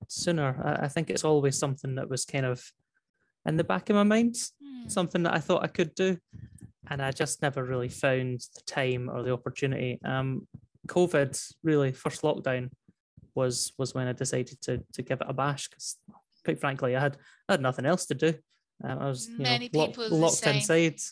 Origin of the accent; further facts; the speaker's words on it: Dunfermline, Scotland, United Kingdom; I am from a little town called Dunfermline, which is just outside Edinburgh in Scotland